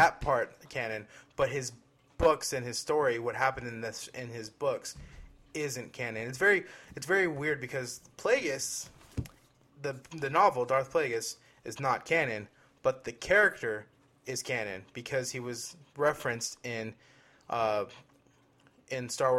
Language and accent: English; Queens, New York, United States; I'm from Queens.